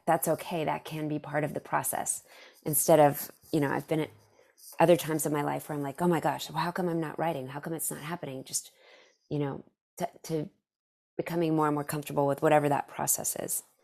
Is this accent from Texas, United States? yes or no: yes; Dallas, Texas, United States; I'm from Dallas